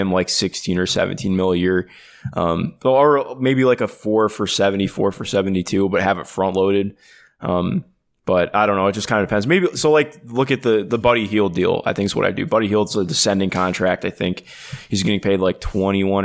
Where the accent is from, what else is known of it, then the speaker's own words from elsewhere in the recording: Cleveland, Ohio, United States; I grew up in Cleveland